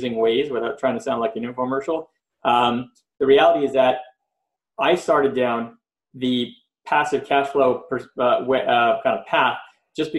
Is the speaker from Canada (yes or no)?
yes; Montreal, Quebec, Canada; now in Los Angeles, United States; I'm originally from Montreal, Canada, and I grew up with all different friends